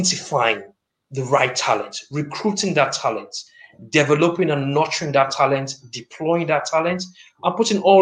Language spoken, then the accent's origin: English; Lagos, Nigeria; moved away as an adult; now in Nottingham, United Kingdom; I am proudly Nigerian, born and battered in the great city of Lagos. But I'm also British, and I have a strong commitment to my adopted city of Nottingham